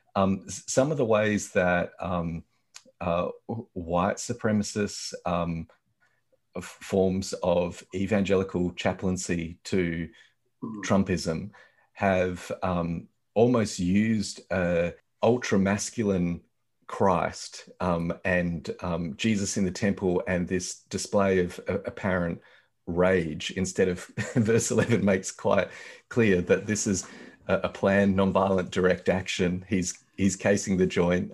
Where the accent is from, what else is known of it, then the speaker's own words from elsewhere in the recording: Australia; as an Australian